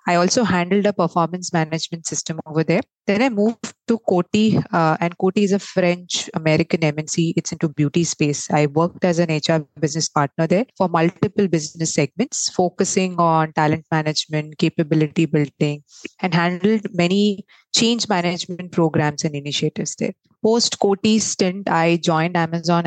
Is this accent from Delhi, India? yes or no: no; Mumbai, Maharashtra, India; also born or lived in Mangalore; I am originally from Mangalore but raised in Mumbai. Pretty much a Mumbaiker.